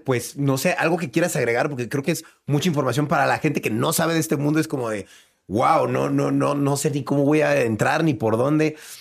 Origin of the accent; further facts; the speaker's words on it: Mexico; yo como mexicano